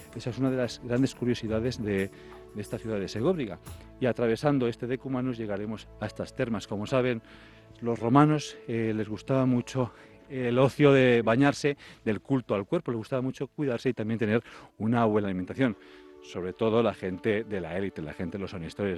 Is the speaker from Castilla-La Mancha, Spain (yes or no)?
yes; Tarancón?, Castilla-La Mancha, Spain; soy del Cajo de Santiago, y veníamos con mi colegio en los, en los años 90